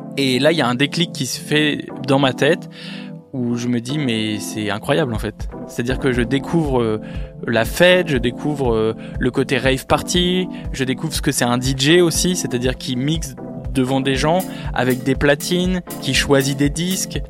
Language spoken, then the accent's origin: French; Villeneuve-d'Ascq, Hauts-de-France, France; je viens de Lille, précisément de Villeneuve-d'Ascq, qui est une petite ville, euh, à côté de Lille.